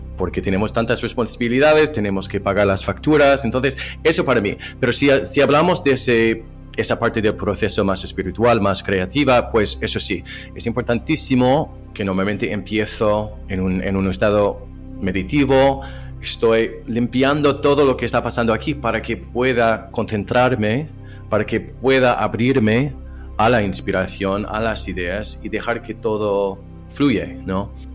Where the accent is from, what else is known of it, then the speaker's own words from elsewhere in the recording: Ohio, United States; Spanish is a second language; moved away as an adult; also born or lived in Spain / Turkey / France; yo nací en el estado de Ohio, en Estados Unidos, en las afueras de una ciudad